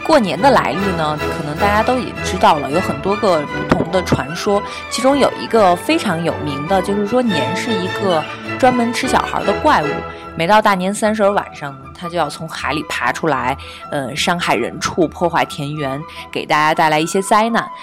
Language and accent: Chinese; northern China, China; 好像我们北方人都会在吃饺子。